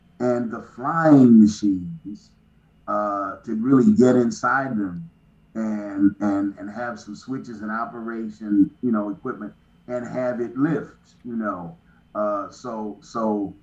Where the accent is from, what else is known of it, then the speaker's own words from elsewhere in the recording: Kansas City, Kansas, United States; moved away; also born or lived in Missouri; I grew up in Kansas City, Kansas, and Missouri, but mainly Kansas City, Kansas